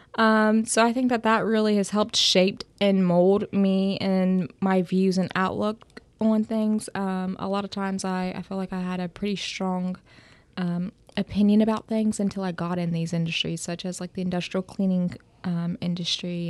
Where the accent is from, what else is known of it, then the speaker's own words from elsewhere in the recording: Bidwell, Ohio, United States; I am from Bidwell, Ohio, which is the center of the universe.